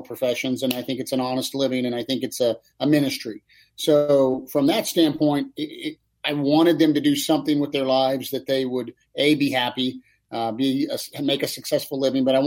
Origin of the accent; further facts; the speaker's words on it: Kansas City, United States; I grew up in Kansas City, but we were 3 hours from Lincoln